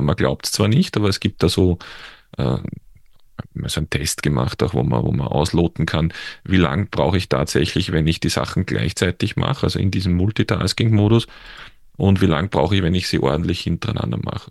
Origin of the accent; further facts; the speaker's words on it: Austria; accent: Austrian; man hört es ja an meinem Dialekt auch oder an meiner Aussprache, dass ich jetzt in, in, in Österreich zu Hause bin, also in der Nähe von Wien